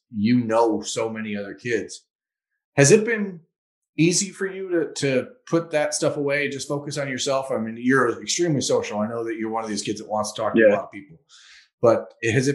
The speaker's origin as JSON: {"language": "English", "town": "Toledo", "region": "Ohio", "country": "United States", "tie": "born or raised there", "said": "my hometown of Toledo"}